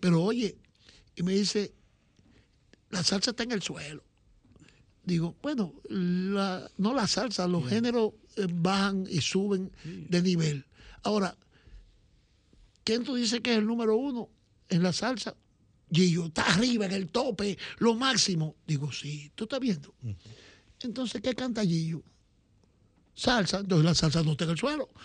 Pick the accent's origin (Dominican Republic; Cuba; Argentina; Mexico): Dominican Republic; nosotros los dominicanos